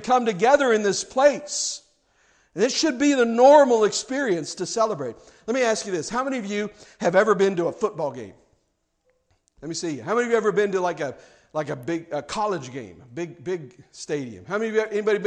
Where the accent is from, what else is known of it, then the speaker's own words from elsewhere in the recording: Kansas City, Missouri, United States; moved away; also born or lived in South Carolina; growing up in Kansas City, I'm a Chiefs fan.